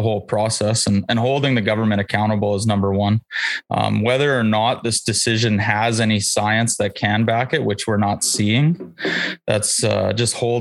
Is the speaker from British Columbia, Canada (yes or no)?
yes; Region 5, British Columbia, Canada; also born or lived in Region 4, British Columbia; I'm down here in Region 4. I grew up in Region 5